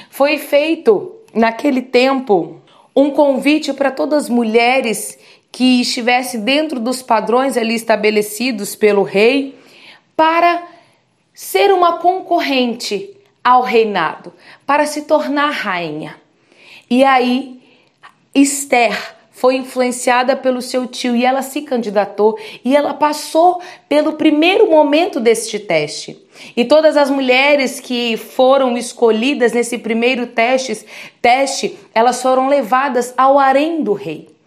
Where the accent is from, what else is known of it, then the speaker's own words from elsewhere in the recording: Vitória, Espírito Santo, Brazil; sou de Vitória do Espírito Santo